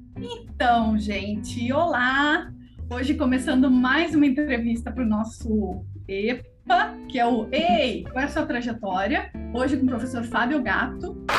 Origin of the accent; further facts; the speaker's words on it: Pelotas, Rio Grande do Sul, Brazil; moved away; Eu moro, eu sou de Pelotas, Rio Grande do Sul